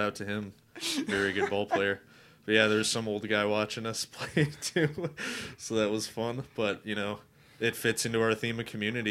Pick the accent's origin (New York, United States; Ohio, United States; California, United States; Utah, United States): Ohio, United States; Cleveland; this kid from Cleveland. and I have my accent